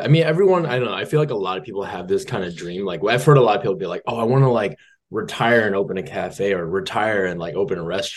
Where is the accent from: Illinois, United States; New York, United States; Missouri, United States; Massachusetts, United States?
Massachusetts, United States; Boston; I was born and raised in Boston.